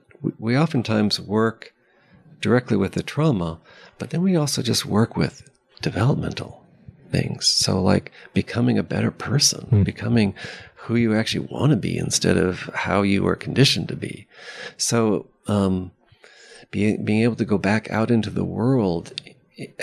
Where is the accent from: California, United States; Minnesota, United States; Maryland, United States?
California, United States; Palo Alto; I grew up in Palo Alto